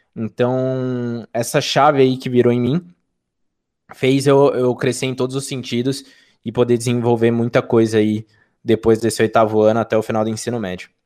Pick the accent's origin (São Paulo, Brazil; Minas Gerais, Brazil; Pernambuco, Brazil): São Paulo, Brazil; Sorocaba; sou de Sorocaba, interior de São Paulo